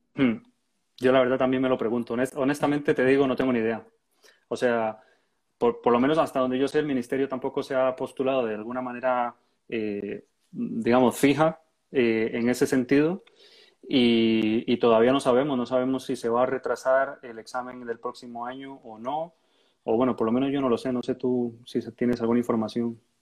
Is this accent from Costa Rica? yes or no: yes; Costa Rica; moved away as an adult; now in Murcia, Spain; yo soy de Costa Rica